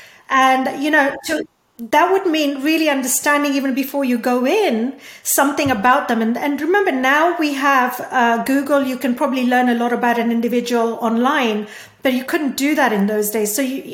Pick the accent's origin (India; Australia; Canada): India; born there; English is a second language; because I was born in India and, you know, because I speak Hindi and Gujarati and, you know, I have some background to Sanskrit and stuff